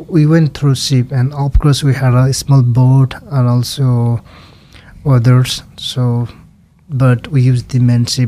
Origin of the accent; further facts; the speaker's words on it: Nepal; English is a second language; moved away as an adult; also born or lived in Norway; now in Idaho, United States; I was born in Nepal